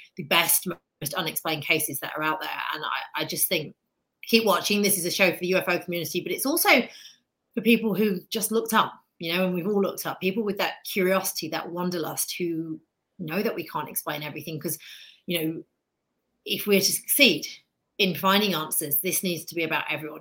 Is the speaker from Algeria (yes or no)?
no; United Kingdom; accent: British; now in United States; I, live in America. I'm obviously British, as you can tell by my accent, but I'm a very proud new American